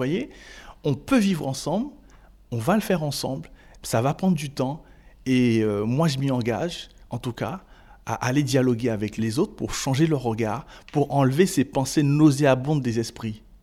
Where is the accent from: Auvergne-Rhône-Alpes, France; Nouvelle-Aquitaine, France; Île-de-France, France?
Île-de-France, France; Et je viens de la Seine-Saint-Denis.